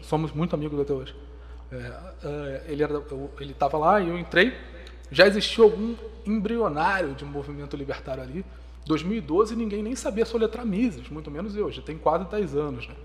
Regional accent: Petrópolis, Rio de Janeiro, Brazil; nasci na região serrana do Rio, nasci em Itaipava, uma grande colônia que é quase uma cidade.

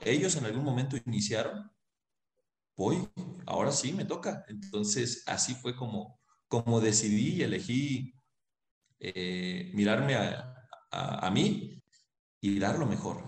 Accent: Mexico; now in Cusco, Peru; soy mexicano, ahorita me siento cusqueño

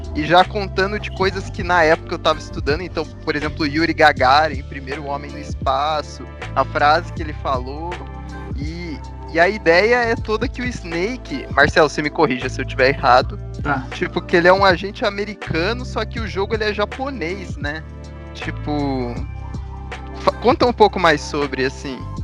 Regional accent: Brazil; nós, como brasileiros

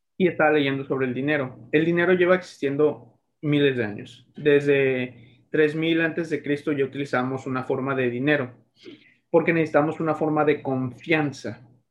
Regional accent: Mexico; nuestros ancestros los aztecas en México

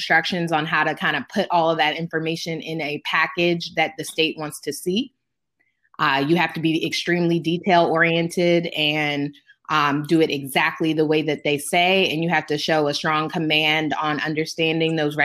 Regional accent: Maryland, United States; also born or lived in Atlanta, Georgia; my home state of Maryland

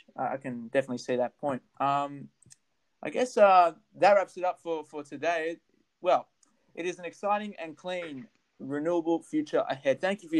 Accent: New South Wales, Australia; I'm from New South Wales.

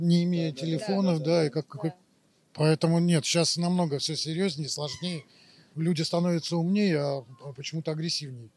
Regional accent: Riga, Latvia; я из Риги

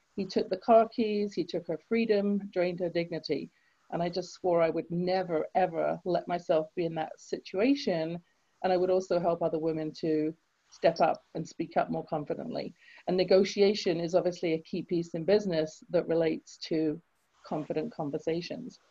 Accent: England, United Kingdom; now in Canada; I grew up in England. You can tell from my accent, I wasn't born in Canada.

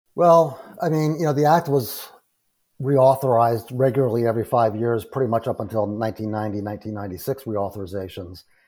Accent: New Hampshire, United States; moved away as an adult; relocated to my home state, uh, at the University of New Hampshire, uh, in, in Durham, New Hampshire.

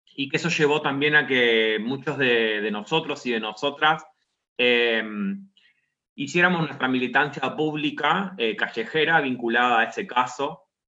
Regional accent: Rosario, Santa Fe, Argentina; also born or lived in La Plata; yo vivo en la ciudad de Rosario, digamos que es de donde soy oriundo

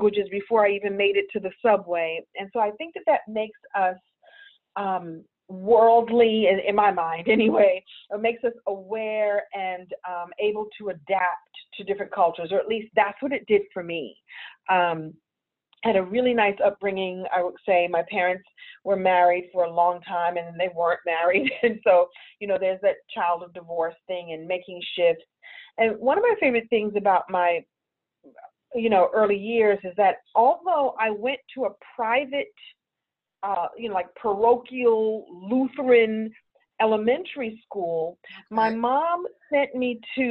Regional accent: New York City, New York, United States; moved away; I grew up in Brooklyn in the 60s and 70s

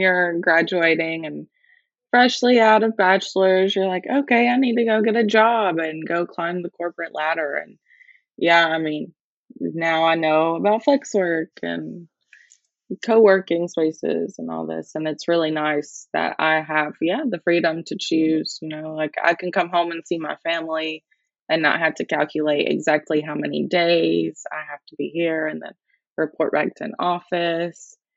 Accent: Alabama, United States; first language English; moved away as an adult; now in Schmalkalden, Germany

